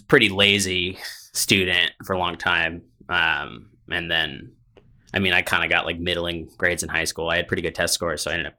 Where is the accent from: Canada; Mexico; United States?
United States; Massachusetts; No, I grew up in New England, in Massachusetts.